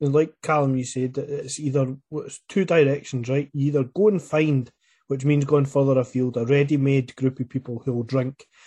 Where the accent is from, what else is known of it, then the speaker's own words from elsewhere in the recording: Scotland, United Kingdom; I'm from Scotland